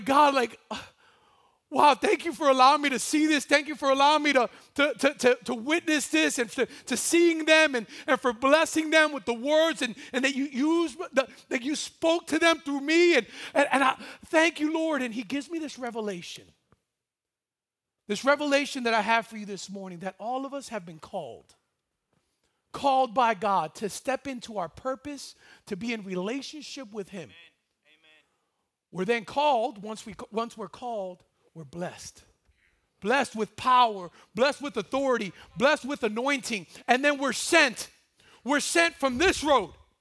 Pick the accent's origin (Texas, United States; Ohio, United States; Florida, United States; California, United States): Florida, United States; Miami; moved away; I'm originally from Miami, Florida